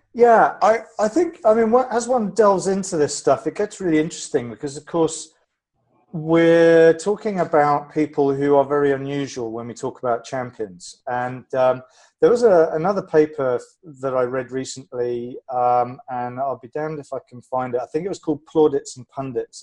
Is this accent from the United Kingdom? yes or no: yes; England, United Kingdom; being a Brit, I like talking about the weather